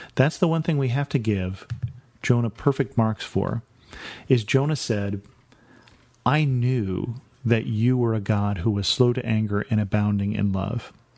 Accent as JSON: {"language": "English", "country": "United States", "said": "Being an American"}